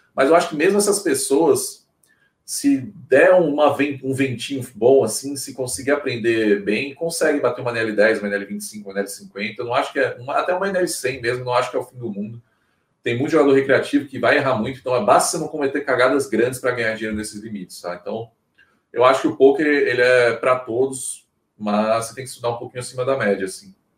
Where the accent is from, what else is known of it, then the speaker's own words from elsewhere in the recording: Brasília, Federal District, Brazil; now in Maceió, Brazil; Eu não sou daqui, não, eu, eu, eu nasci em Brasília, mas moro aqui há praticamente 15 anos